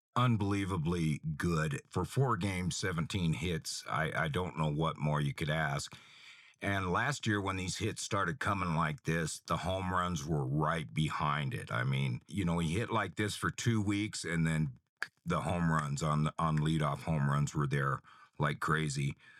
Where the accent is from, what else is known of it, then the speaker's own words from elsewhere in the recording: Federal Way, Washington, United States; I graduated the Federal Way School District. We had an Auburn address and the water bill came from Kent, so I, I know the area well.